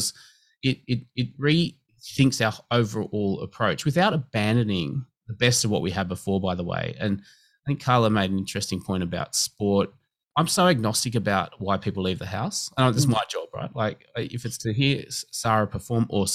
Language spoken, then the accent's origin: English; Liverpool, New South Wales, Australia; also born or lived in Campbelltown; I grew up in Liverpool, went to school in Campbelltown.